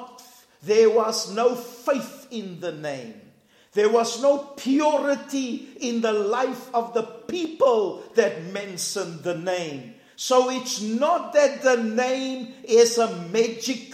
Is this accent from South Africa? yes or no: yes; South Africa; we're from South Africa